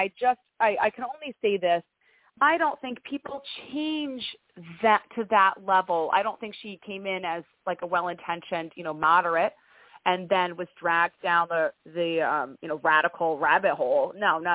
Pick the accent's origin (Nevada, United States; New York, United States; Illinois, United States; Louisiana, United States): New York, United States; Greenville; now in Albany, United States; I was raised in a little town called Greenville, and that's where I graduated high school.